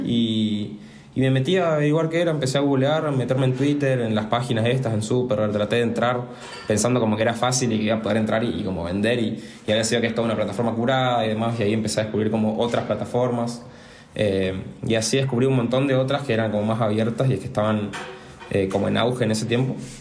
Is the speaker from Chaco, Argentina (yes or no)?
yes; Resistencia, Chaco, Argentina; soy de Resistencia Chaco